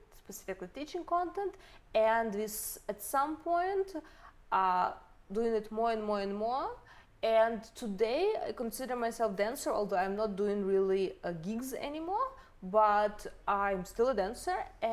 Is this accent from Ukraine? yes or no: yes; Ukraine; moved away as an adult; also born or lived in Toronto, Canada; originally, I'm from Ukraine